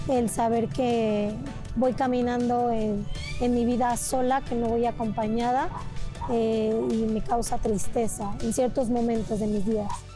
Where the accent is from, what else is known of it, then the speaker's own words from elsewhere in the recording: Oaxtepec, Morelos, Mexico; moved away; also born or lived in Toluca, State of Mexico; Yo nací en Toluca, en el Estado de México pero viví muchos años en Morelos, en Huastepec